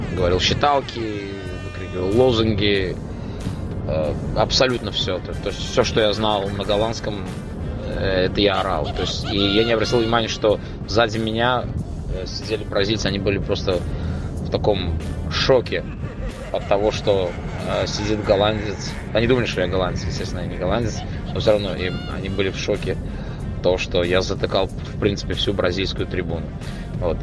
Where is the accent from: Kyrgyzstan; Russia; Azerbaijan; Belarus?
Azerbaijan; Baku; я, я из Баку